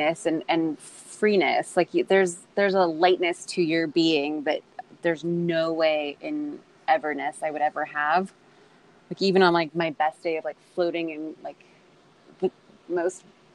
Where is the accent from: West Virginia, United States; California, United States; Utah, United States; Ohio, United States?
California, United States; Orange County; we're both from Orange County